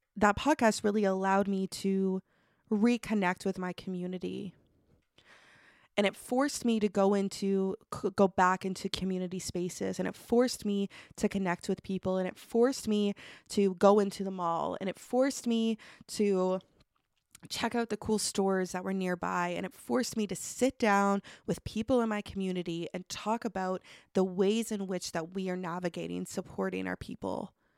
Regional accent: Truro, Nova Scotia, Canada; I grew up actually right outside of Truro

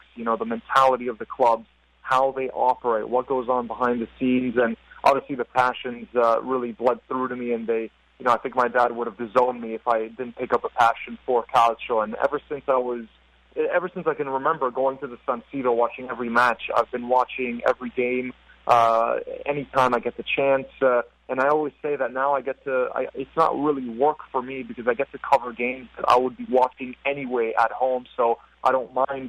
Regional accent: Milan, Lombardy, Italy; moved away; also born or lived in Miami; I grew up in Milan

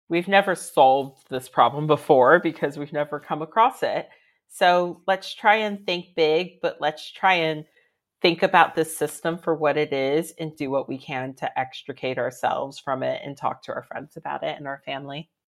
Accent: Reston, Virginia, United States; moved away as an adult; now in London, United Kingdom; I'm from Reston, Virginia, which is the northern part of Virginia

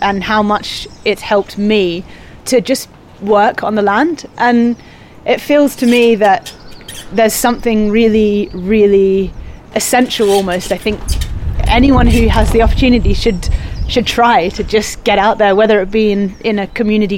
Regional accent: Australia; moved away as an adult; now in Devon, United Kingdom; I came over from Australia to the UK

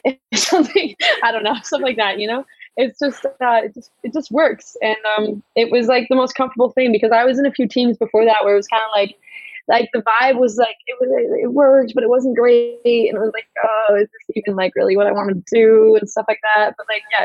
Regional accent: United States; now in Germany; we're both American

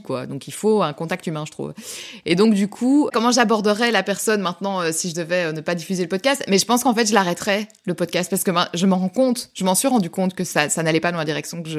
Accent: Belgium; on est belge

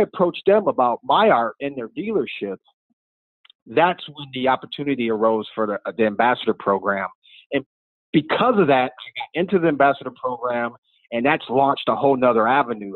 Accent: Michigan, United States; moved away; I'm originally from Michigan

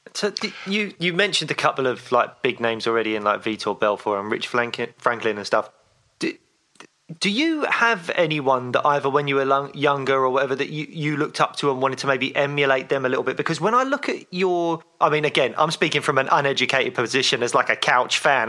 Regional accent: London, United Kingdom; Peckham, where I grew up

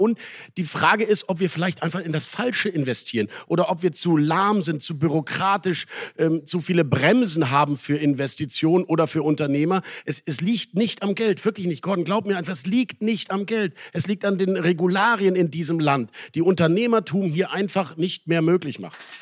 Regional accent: Rhineland, Germany; als Rheinländer

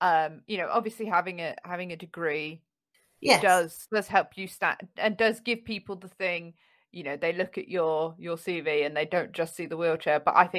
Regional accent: London, United Kingdom; when I was growing up in North London, I went to a very, very mixed, you know, very local authority school.

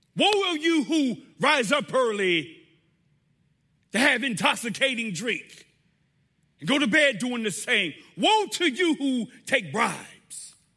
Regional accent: Riviera Beach, Florida, United States; now in North Carolina, United States; I grew up in South Florida, Riviera Beach, Florida, suburb of West Palm Beach. That is my home

